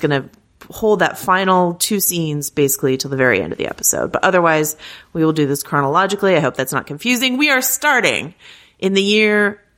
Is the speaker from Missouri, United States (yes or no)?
no; Arkansas, United States; When I was growing up in Arkansas, I never knew a single Ardoin, but down here in Louisiana, they are everywhere.